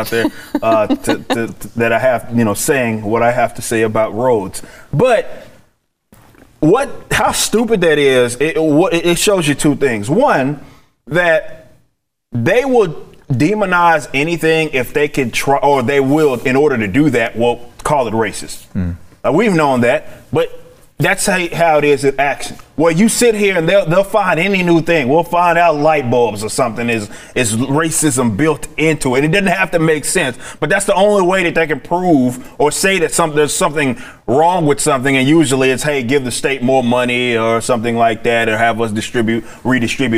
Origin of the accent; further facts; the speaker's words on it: Dallas, Texas, United States; I'm from Oak Cliff